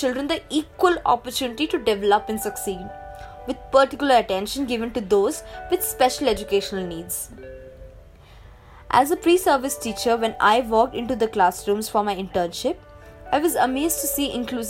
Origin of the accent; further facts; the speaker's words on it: Delhi, India; Growing up in Delhi, I remember parading with my friends for Kanchak Puja